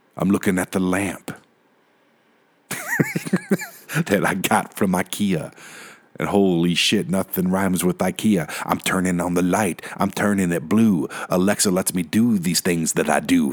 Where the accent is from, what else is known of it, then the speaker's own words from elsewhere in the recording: Detroit, Michigan, United States; now in Colorado, United States; I'm from Detroit